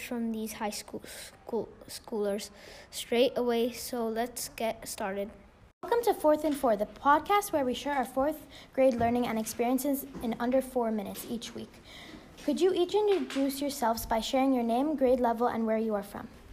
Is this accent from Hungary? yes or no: yes; Hungary; I'm also in grade 9, and I'm from Hungary.